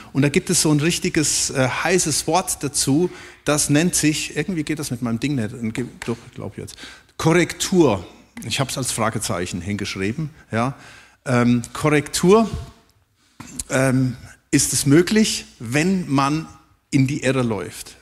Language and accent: German; Germany; wir auch als Deutsche